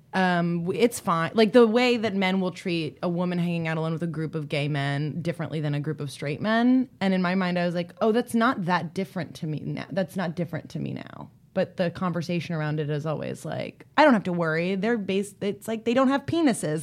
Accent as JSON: {"language": "English", "region": "East Coast", "country": "United States", "said": "I'm from the East Coast"}